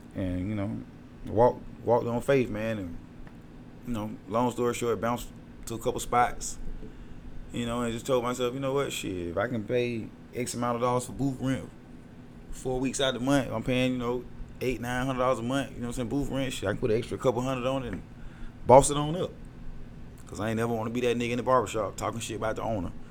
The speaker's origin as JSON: {"language": "English", "town": "Atlanta", "region": "Georgia", "country": "United States", "tie": "born or raised there", "also_born_or_lived": "Decatur, Georgia", "said": "growing up in Decatur"}